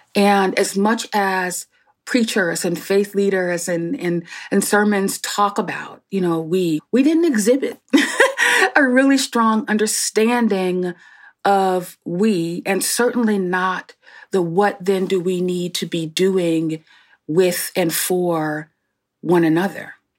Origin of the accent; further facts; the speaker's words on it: Newark, New Jersey, United States; born and raised in Newark, New Jersey